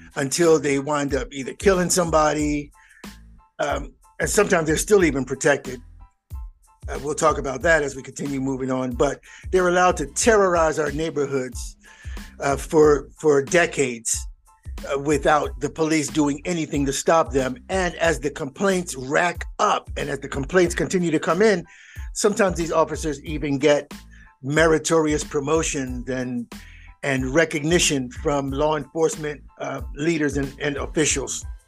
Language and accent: English; Philadelphia, Pennsylvania, United States; now in Georgia, United States; I am from Philadelphia.